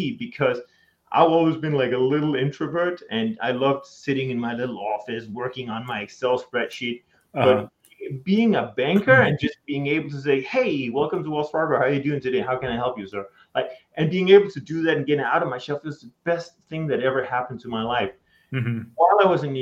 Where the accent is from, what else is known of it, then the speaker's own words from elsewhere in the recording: Denmark; moved away as an adult; now in United States; I'm from Denmark.